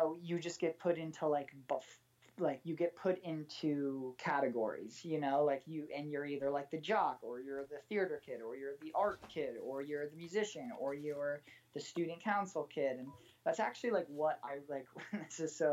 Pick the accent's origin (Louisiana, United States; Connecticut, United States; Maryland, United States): Connecticut, United States; moved away as an adult; now in Los Angeles, United States; I grew up in like the most like northeastern preppy white fenced country club Connecticut town you can imagine